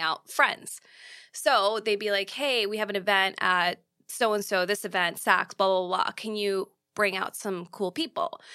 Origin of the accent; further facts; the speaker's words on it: New York, United States; as a New Yorker